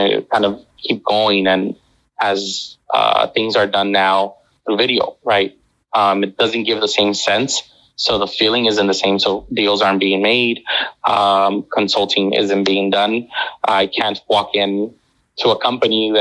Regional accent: Los Angeles, California, United States; moved away as an adult; now in Beijing, China; I'm from Los Angeles

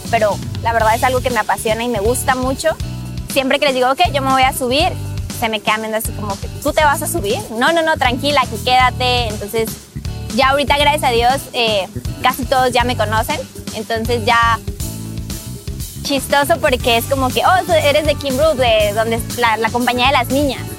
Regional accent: Mexico; moved away as an adult; now in United States; soy mexicana y el nombre de mi compañía es King Roof Renovation. Yo emigré a Estados Unidos hace cuatro años. En México estaba estudiando mi carrera universitaria.

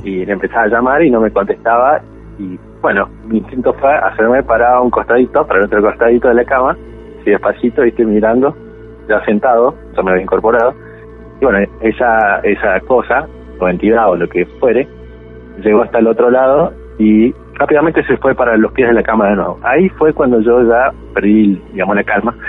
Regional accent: La Rioja, Argentina; moved away; also born or lived in Santa Cruz; yo nací este, en la provincia de La Rioja

